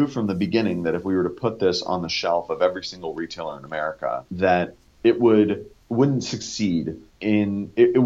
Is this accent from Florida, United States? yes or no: no; Northern California, United States; Growing up in Northern California